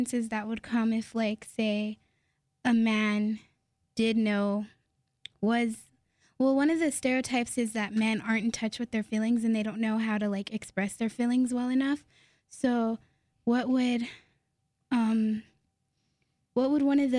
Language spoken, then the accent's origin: English; New Mexico, United States; I've lived here most of my life too. Well, all my life